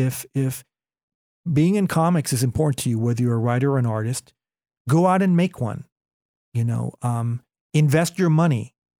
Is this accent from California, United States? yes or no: yes; California, United States; starting point guard for the Golden State Warriors, my hometown team, but I think that position is taken.